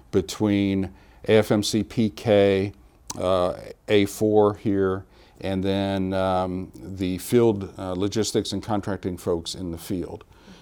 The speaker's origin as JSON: {"language": "English", "region": "Illinois", "country": "United States", "tie": "born or raised there", "said": "I'm a Midwesterner. I was born and raised in Illinois, around the central Illinois area."}